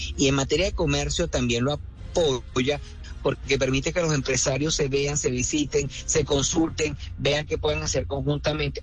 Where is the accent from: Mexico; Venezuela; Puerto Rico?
Venezuela; Caracas, Capital District; porque yo soy caraqueño